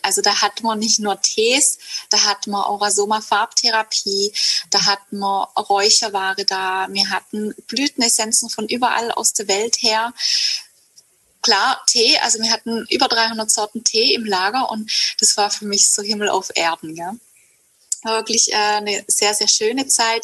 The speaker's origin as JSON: {"language": "German", "area": "Hegau", "region": "Baden-Württemberg", "country": "Germany", "tie": "born or raised there", "said": "ich komme aus Süddeutschland, aus dem Hegau und ich bin auch hier aufgewachsen"}